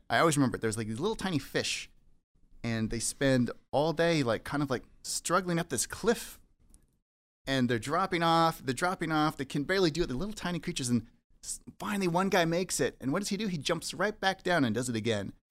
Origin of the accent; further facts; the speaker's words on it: Saskatoon, Saskatchewan, Canada; moved away as an adult; also born or lived in Leaf Rapids, Manitoba / Calgary, Alberta; now in Vancouver, Canada; I grew up in Saskatoon, Saskatchewan.